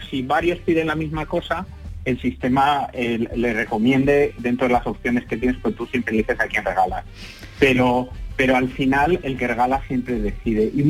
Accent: Madrid, Community of Madrid, Spain; nosotros hemos arrancado en Madrid porque porque somos de Madrid

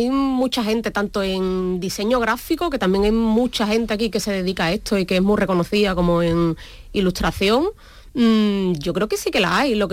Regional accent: Andalusia, Spain; accent: Andalusian; ya te escuchan el acento y ya por lo menos sabe que eres andaluz

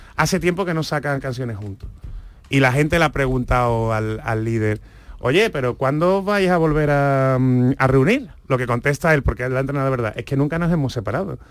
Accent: Seville, Andalusia, Spain; nosotros por lo menos los sevillanos

